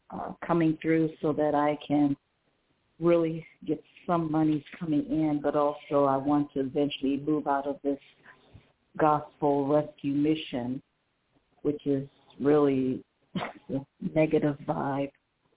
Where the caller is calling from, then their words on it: Las Cruces, New Mexico, United States; I'm calling from Las Cruces, New Mexico.